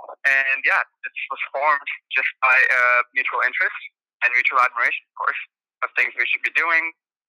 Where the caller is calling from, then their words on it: Boston, Massachusetts, United States; I'm calling in from Boston